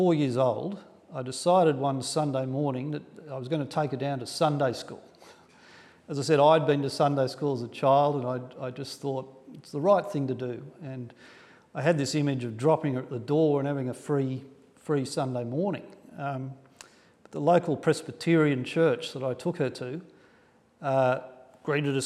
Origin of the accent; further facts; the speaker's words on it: Sydney, New South Wales, Australia; I grew up in Sydney, in a middle-class family on the North Shore in the 1970s